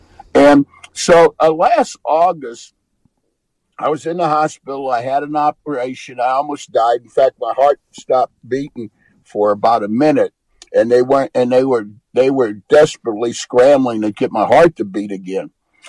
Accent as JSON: {"language": "English", "town": "Washington", "region": "District of Columbia", "country": "United States", "tie": "born or raised there", "said": "And no, I was born in Washington, D.C."}